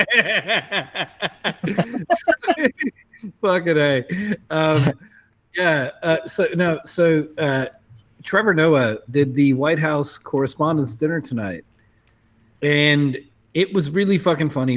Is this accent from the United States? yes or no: no; South Africa; as a South African